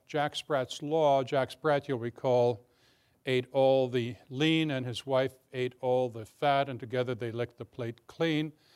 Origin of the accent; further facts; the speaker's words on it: Canada; now in Alexandria, United States; I'm, I'm Canadian as well as American.